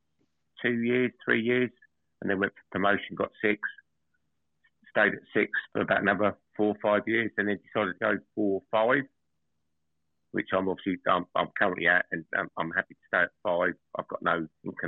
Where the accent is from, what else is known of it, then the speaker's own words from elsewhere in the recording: Essex, East of England, United Kingdom; moved away as an adult; now in Northampton, United Kingdom; I'm originally from Essex and moved up to Northampton in 2021